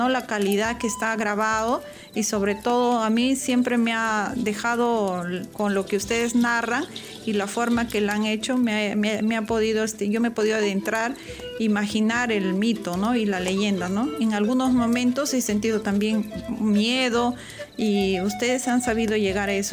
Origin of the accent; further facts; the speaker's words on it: Huacrachuco, Huánuco, Peru; soy de la sierra y desde pequeña siempre he crecido escuchando mitos, ¿no? En mi pueblo que es Huacrachuco, eh, que, que queda en la provincia de Marañón en Huánuco.